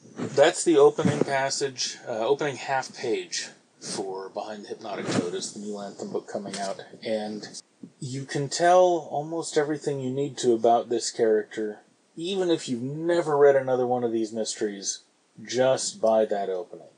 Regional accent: San Francisco, California, United States; I grew up in San Francisco

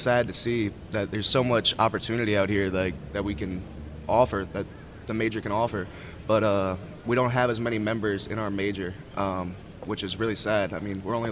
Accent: New Orleans, Louisiana, United States; I'm originally from New Orleans, Louisiana

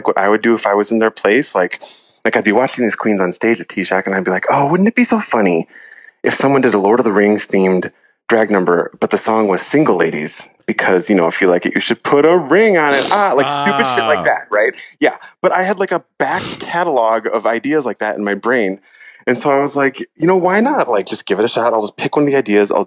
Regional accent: Iowa, United States; now in San Francisco, United States; I'm from Iowa

